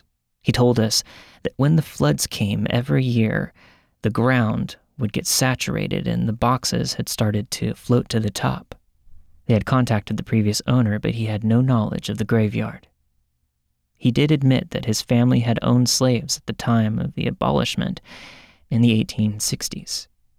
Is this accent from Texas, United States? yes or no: yes; Kenefick, Texas, United States; also born or lived in Oklahoma; I was raised in Kennefic, Texas, and that we moved there from Oklahoma in November of 1984.